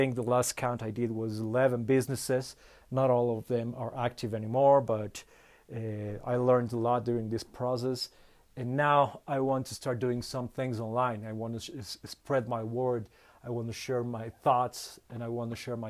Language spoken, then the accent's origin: English; Bolivia; English is a second language; I'm from Bolivia.